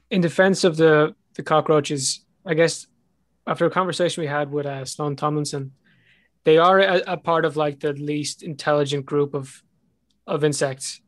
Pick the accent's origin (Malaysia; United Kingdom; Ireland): Ireland; accent: Irish; my Irish accent